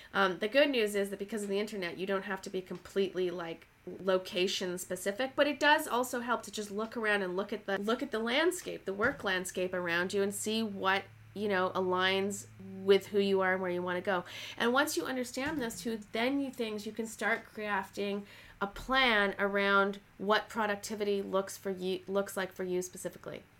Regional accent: Canada; moved away as an adult; also born or lived in Toronto / Oxford; now in Los Angeles, United States; I'm Canadian and I moved down to Los Angeles.

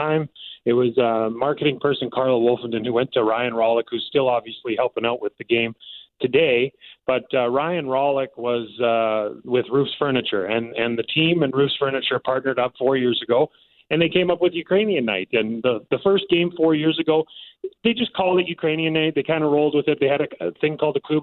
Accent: Vancouver, British Columbia, Canada; moved away; I'm from Vancouver originally.

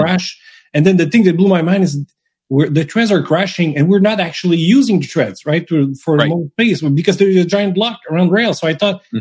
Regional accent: Canada; first language French; English is a second language; also born or lived in Montreal; I'm French Canadian, right? I, am mm-hmm. French. I've been speaking French my whole life. I was raised in French, school in French

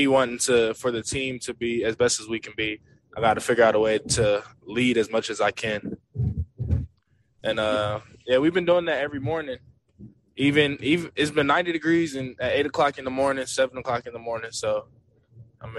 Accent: Philadelphia, Pennsylvania, United States; moved away; When I was growing up in Philadelphia, my dad put me in football

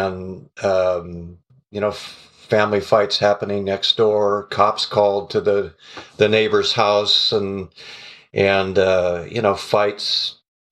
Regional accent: Renton, Washington, United States; We grew up in the Renton Highlands, which is just south and east of Seattle

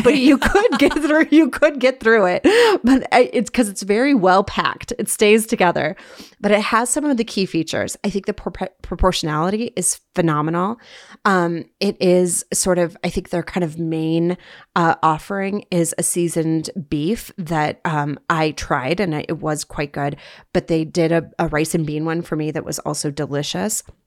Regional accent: Bismarck, North Dakota, United States; now in Salt Lake City, United States; Before I was a Uton, I was a North Dakotan, born and raised in Bismarck, North Dakota

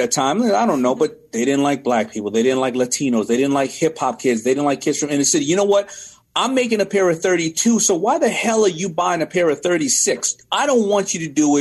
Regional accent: New York City, New York, United States; now in Cole, New York, United States; I'm from Hollis, Queens

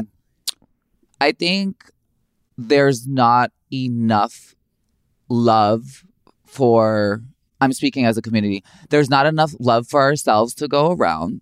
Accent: Chicago, Illinois, United States; Growing up in Chicago, it's very urban

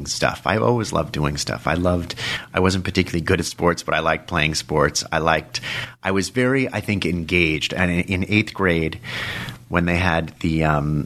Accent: Dobbs Ferry, New York, United States; also born or lived in Los Angeles, California / Manhattan, New York / Watertown, Connecticut / France; we moved to New York when I was 4 or 5 years old. I lived with my mother during the weekend, Dobbs Ferry in Westchester, and my dad lived on 74th Street, on East 74th Street in Manhattan

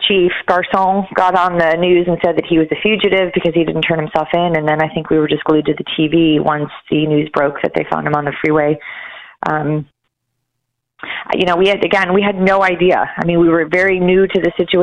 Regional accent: Chicago, Illinois, United States; We grew up in Chicago

